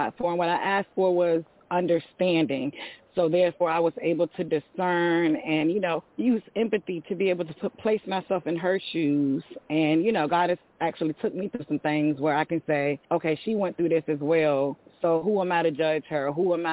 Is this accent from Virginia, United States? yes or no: yes; Virginia Beach, Virginia, United States; I'm from Virginia Beach